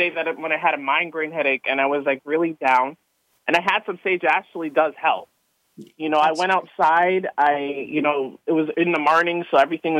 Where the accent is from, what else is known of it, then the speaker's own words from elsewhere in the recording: Canada; now in United States; I'm actually originally from Canada, but I'm here in the U.S. and I'm living here.